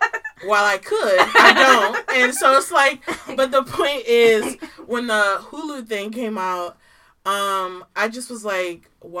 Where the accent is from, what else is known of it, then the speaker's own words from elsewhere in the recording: Baltimore County, Maryland, United States; accent: Baltimore; born and raised in Baltimore County